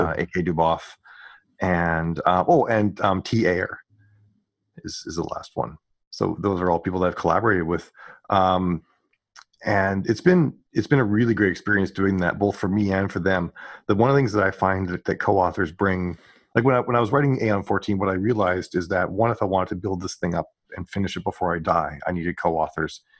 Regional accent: Western Canada, Canada; I grew up in Ca-, Western Canada

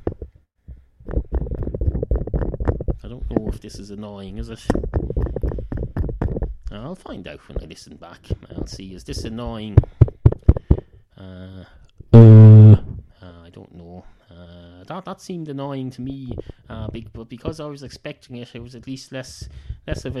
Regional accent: Ireland; accent: Irish

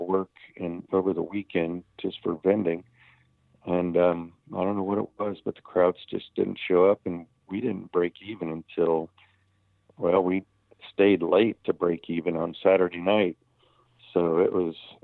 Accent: Winter Haven, Florida, United States; my hometown contest here in Winter Haven is an FBA contest

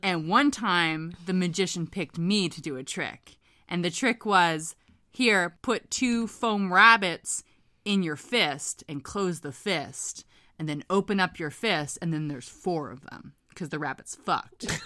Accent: Hamilton, Ontario, Canada; As a kid growing up in Hamilton, Ontario

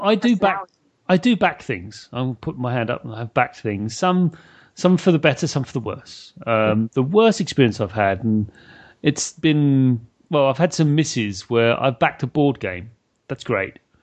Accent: United Kingdom; I'm British

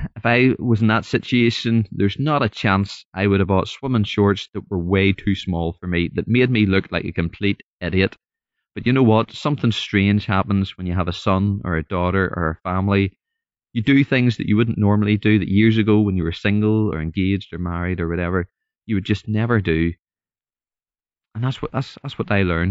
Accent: Northern Ireland, United Kingdom; I'm from Northern Ireland, so hopefully you can understand the accent

